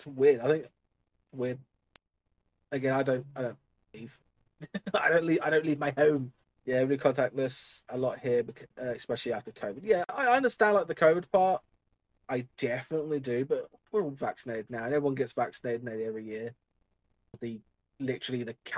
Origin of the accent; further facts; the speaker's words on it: Dover, South East England, United Kingdom; I'm a lad from Dover